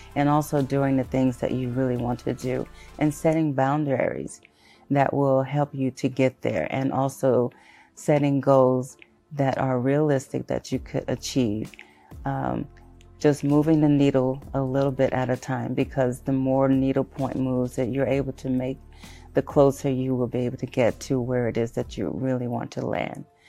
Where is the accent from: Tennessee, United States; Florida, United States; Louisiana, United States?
Louisiana, United States; Shreveport; also born or lived in Houston, Texas; I am originally from Houston, Texas, but was raised in Shreveport, Louisiana.